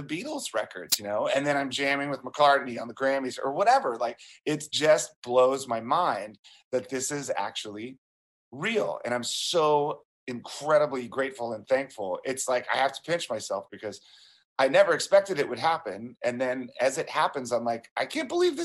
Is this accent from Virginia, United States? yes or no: yes; Springfield, Virginia, United States; growing up in Springfield, Virginia, just outside of D.C.